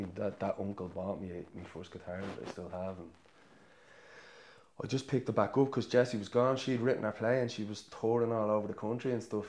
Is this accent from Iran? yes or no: no; Dublin, Leinster, Ireland; moved away as an adult; now in County Clare, Ireland; we lived with my grandparents. Like, and then my mum got a council house in Shankill in Dublin